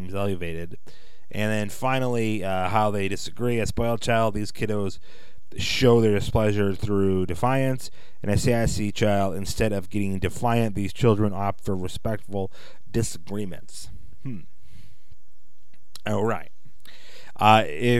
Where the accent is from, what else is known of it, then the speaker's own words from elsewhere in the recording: Chicago, Illinois, United States; I'm from Chicago. I sometimes talk like I'm from Chicago